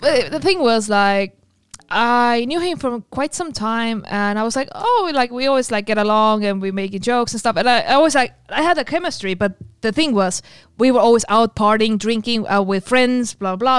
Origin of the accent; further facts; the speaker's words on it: Estonia; also born or lived in Finland; I'm from Estonia. I learned Russian in school.